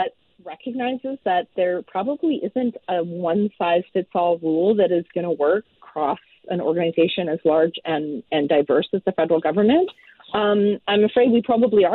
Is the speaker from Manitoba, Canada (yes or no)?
no; Ontario, Canada; moved away as an adult; now in Vancouver, Canada; I grew up in Ontario, but I'm now based, I've been in Vancouver for more than 20 years now